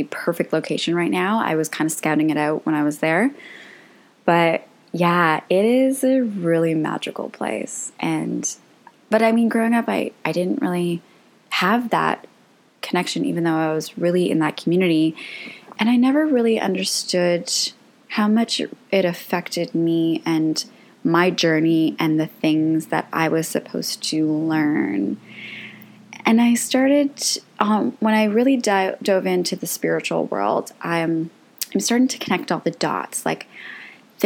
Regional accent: Canada; I am Croatian, and both my parents were born there. My whole family is from there. But I grew up in Canada. I was born in Canada

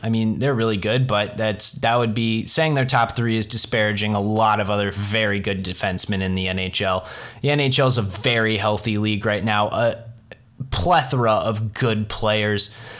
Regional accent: Columbus, Ohio, United States; a guy born and raised in Columbus

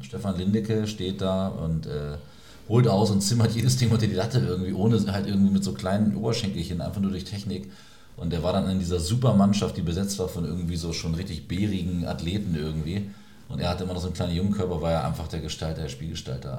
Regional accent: Celle, Lower Saxony, Germany; aus meiner Heimatstadt Celle

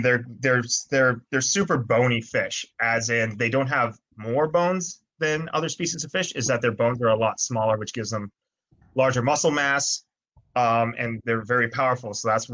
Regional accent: Freeport, Grand Bahama, Bahamas; also born or lived in Nova Scotia, Canada / United Kingdom; Grew up in Grand Bahama my whole life, went up to Canada for schooling, did my undergrad there at St. Francis Xavier University in Nova Scotia

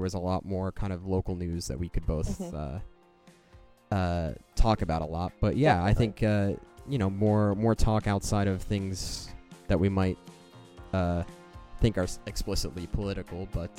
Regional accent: Canada; being Canadian

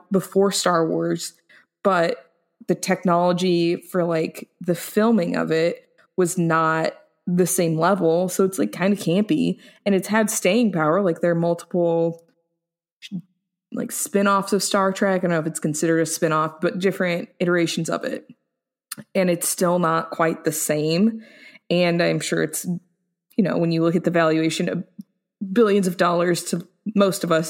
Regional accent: United States; as an American

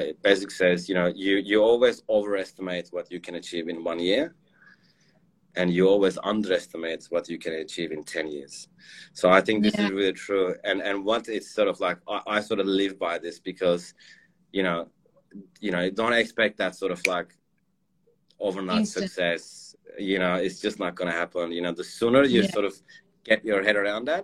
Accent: Turkey; moved away; I'm from Turkey originally

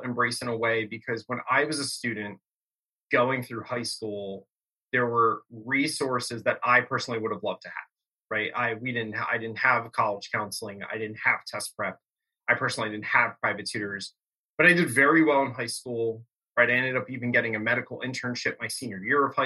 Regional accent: Bucks County, Pennsylvania, United States; growing up in Bucks County, PA

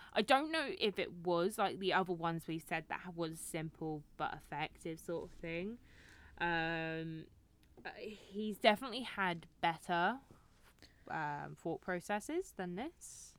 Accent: United Kingdom; I'm British

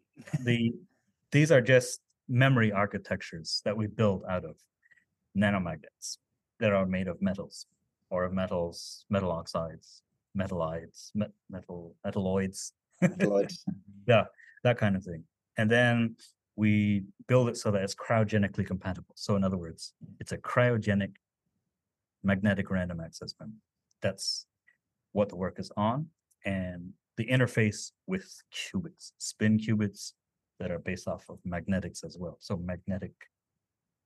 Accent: United States; first language Navajo; English is a second language; moved away; the Navajo language, my native language

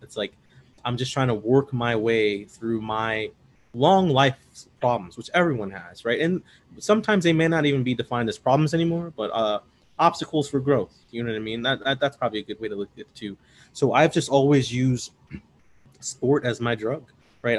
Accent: Bolingbrook, Illinois, United States; also born or lived in South Shore, Chicago; I grew up in Bolingbrook. First, we, before we lived in suburbs in Bolingbrook, uh, we lived the South Shore

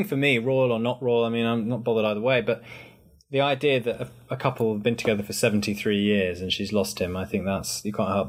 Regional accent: United Kingdom; makes you feel very proud to be British. And then I can play up to that whole kind of, I'm your British correspondent

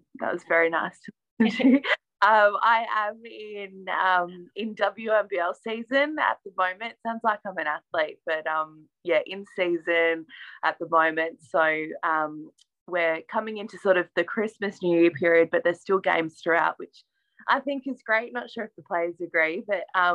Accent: Ballarat, Victoria, Australia; I'm from Ballarat in regional Victoria, and there are a couple of Opals that were from there too when I was growing up

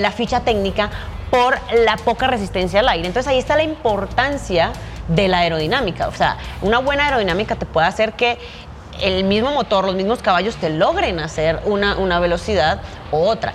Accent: Medellín, Antioquia, Colombia; Nací en Medellín, crecí en Medellín y comencé mi carrera profesional ahí como piloto

